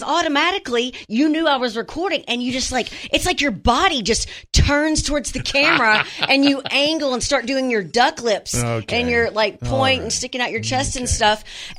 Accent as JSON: {"language": "English", "town": "Wynne", "region": "Arkansas", "country": "United States", "tie": "born or raised there", "said": "Wynne is my hometown"}